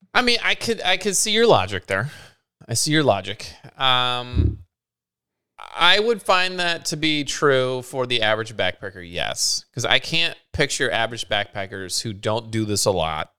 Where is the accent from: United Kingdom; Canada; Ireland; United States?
United Kingdom; Scotland; as a Scottish individual